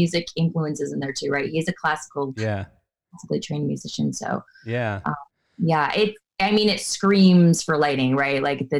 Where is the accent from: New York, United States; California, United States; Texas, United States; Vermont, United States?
Vermont, United States; Newport; I grew up on the border. I grew up in northern Vermont on the Quebec border.